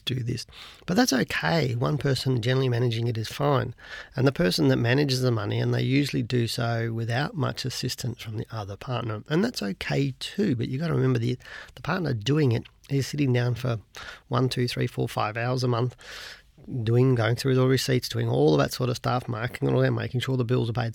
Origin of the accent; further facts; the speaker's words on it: Australia; as an Australian